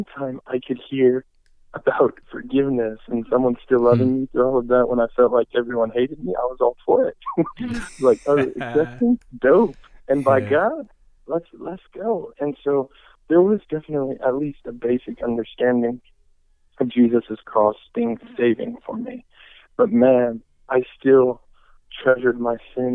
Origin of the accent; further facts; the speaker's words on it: United States; he and I are both Ethiopians, first generation Americans, though born here. And so we were both raised, and I was raised with my family, four other siblings, in the Ethiopian church here in America